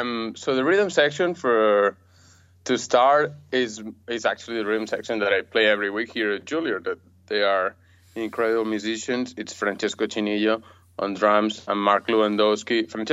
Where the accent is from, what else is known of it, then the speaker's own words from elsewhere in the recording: Barcelona, Catalonia, Spain; moved away as an adult; also born or lived in Amsterdam; now in New York, United States; I'm from Barcelona